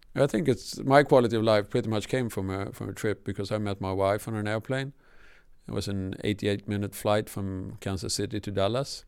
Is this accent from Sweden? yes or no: yes; Sweden; first language Swedish; English is a second language; moved away